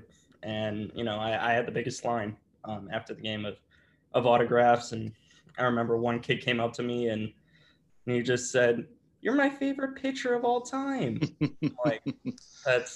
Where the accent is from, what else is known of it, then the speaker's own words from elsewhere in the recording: Northbrook, Illinois, United States; I grew up in Northbrook, which is about 45 minutes north